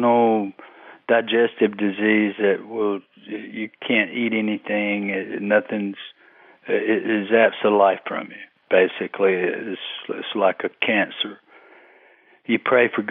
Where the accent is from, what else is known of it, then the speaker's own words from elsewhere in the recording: Fayetteville, North Carolina, United States; I was born in October of 61, south of Fayetteville, southeast of Fayetteville, about 20 miles or close to it, out in the country. I lived within a quarter of a mile where I was born